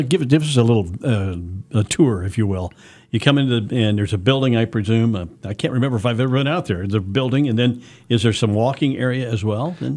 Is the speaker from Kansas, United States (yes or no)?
yes; western Kansas, United States; I grew up in Kansas, in western Kansas.